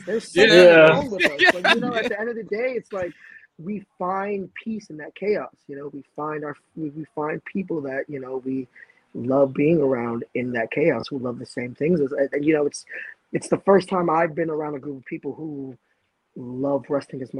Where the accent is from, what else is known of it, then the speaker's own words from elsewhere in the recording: New York City, New York, United States; I'm a kid from the Lower East Side of Manhattan.